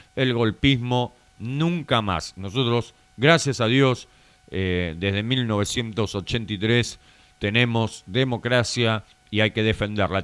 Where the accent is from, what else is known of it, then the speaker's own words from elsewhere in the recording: Argentina; como bien argentino que somos